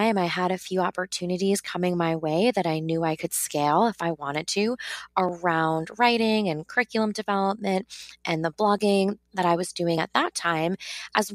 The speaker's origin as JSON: {"language": "English", "region": "New York", "country": "United States", "said": "I am from New York originally, but I taught in South Harlem"}